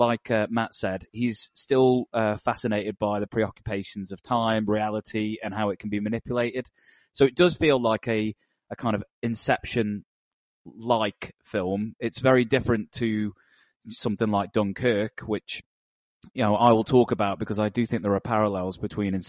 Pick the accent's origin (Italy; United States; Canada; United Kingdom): United Kingdom; as a Brit